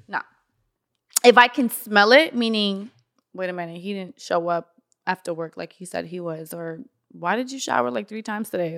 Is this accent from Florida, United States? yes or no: yes; North Miami, Florida, United States; I grew up in North Miami.